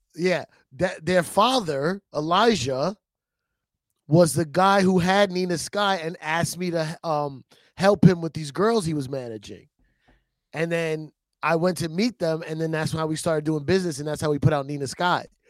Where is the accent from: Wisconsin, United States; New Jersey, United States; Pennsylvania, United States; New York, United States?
New York, United States; New York City; I'm from the Bronx